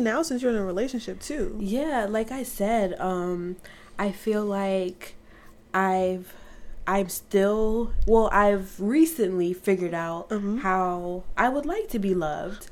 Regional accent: Orlando, Florida, United States; I was born in Orlando, Florida

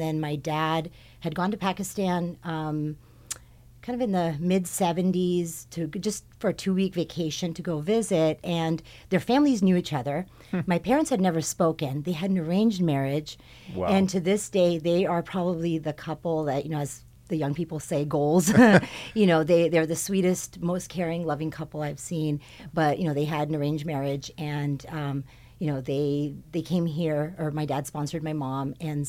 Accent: Hawthorne, California, United States; born there; Okay, so I was born in the South Bay. When I was born, my family lived in Hawthorne.

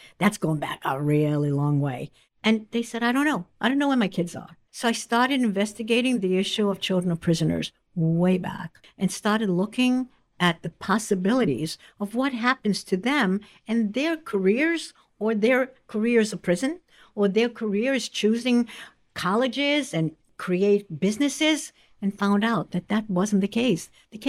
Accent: Poland; born there; And I was born in Poland in 1945.

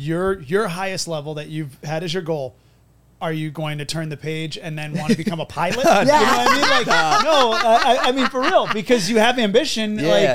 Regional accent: New England, United States; I'm from New England.

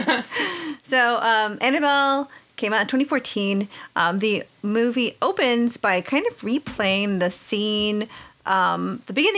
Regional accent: Texas, United States; moved away

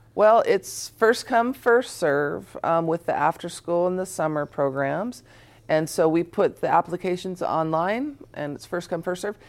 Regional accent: Tacoma, Washington, United States; I grew up on the hilltop

